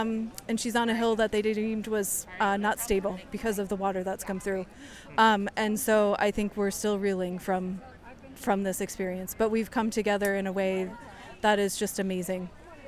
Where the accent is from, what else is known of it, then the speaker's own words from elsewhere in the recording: Barre, Vermont, United States; I'm from Barre City. I live up the hill.